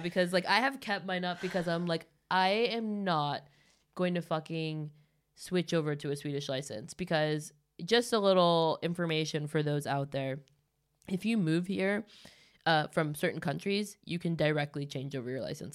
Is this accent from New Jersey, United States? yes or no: no; Los Angeles, California, United States; moved away as an adult; now in Stockholm, Sweden; me growing up in L